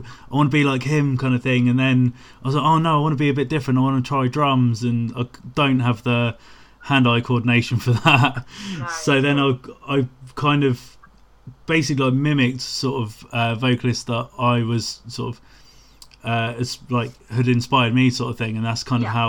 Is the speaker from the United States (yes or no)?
no; Portsmouth, South East England, United Kingdom; I'm from Portsmouth